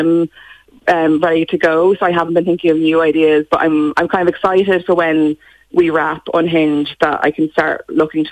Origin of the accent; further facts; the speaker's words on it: Gorey, County Wexford, Ireland; So, yeah, born and bred. I went to school there as well